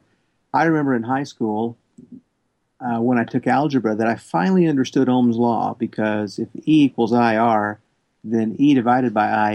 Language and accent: English; Appalachia, southern Kentucky, United States; I grew up in Appalachia